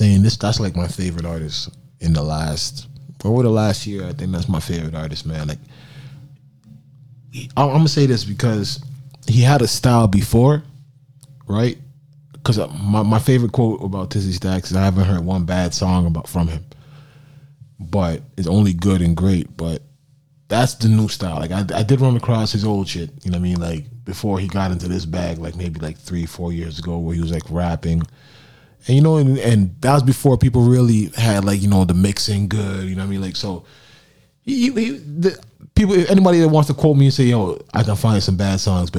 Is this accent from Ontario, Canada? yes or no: yes; Mississauga, Ontario, Canada; I'm from Saga